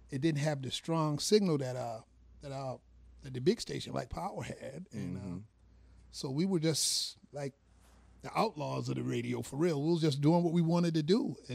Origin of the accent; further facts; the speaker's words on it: Petersburg, Virginia, United States; I'm from Petersburg. Well, West Petersburg to be exact, Dinwiddie County. I mean, you know, I've been out there for pretty much all my life. I mean, you know, just born and raised out there.